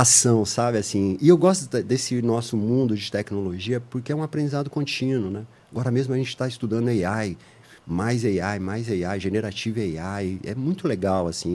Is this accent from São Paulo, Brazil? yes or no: yes; Ribeirão Preto, São Paulo, Brazil; eu sou de Ribeirão Preto, do interior aqui de São Paulo, e, é, nascido lá em Ribeirão e tudo mais